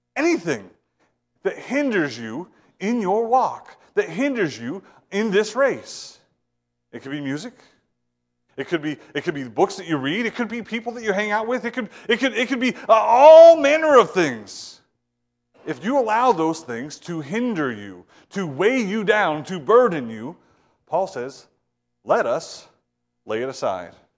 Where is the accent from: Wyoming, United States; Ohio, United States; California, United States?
Ohio, United States; moved away; I'm from Ohio